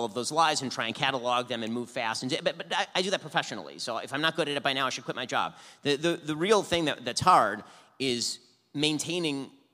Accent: United States; I'd always felt as an American Jew

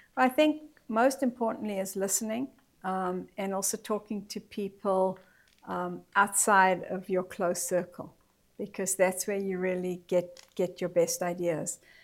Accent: Johannesburg, Gauteng, South Africa; I grew up in Johannesburg, South Africa

